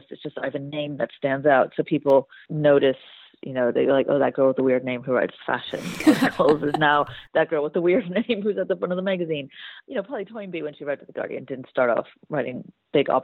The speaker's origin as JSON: {"language": "English", "country": "United States", "moved": "yes", "lives_now": "United Kingdom", "said": "I am originally American"}